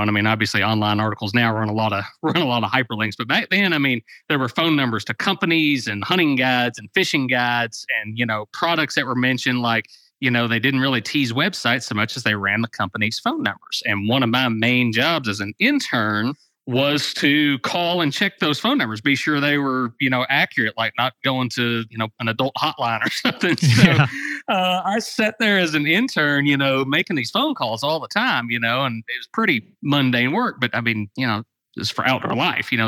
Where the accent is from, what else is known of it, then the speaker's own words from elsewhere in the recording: Dawson Springs, Kentucky, United States; also born or lived in Murray, Kentucky; my hometown newspaper, the Dawson Springs Progress